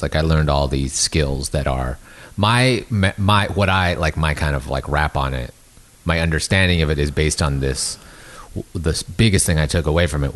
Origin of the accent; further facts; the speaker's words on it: Canada; now in Los Angeles, United States; as being distant from California, growing up in Canada